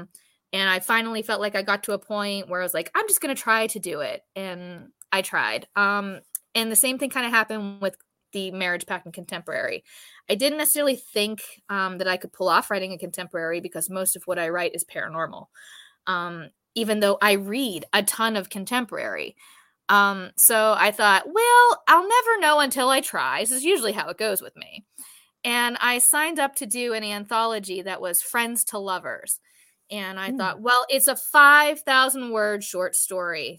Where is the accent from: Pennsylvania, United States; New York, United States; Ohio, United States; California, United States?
Pennsylvania, United States; Pittsburgh; my hometown of Pittsburgh, Pennsylvania.